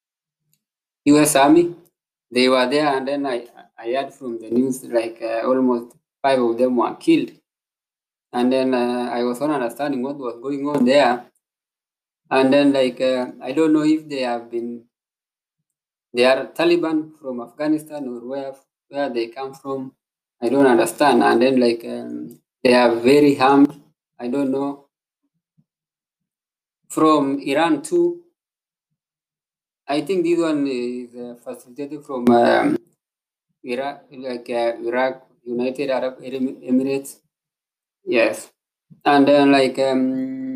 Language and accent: English; Kenya; I come from Kenya